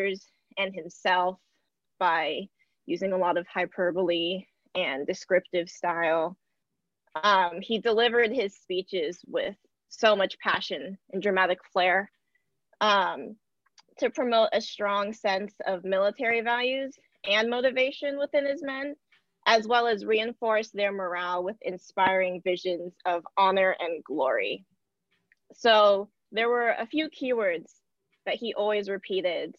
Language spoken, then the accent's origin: English; United States; I'm American